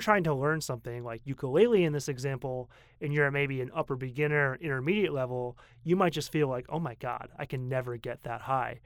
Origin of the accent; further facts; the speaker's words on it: Portland, Maine, United States; moved away as an adult; now in Taipei, Taiwan; I come from Maine, and I come from a city of Portland, Maine, the biggest city, which is only seventy thousand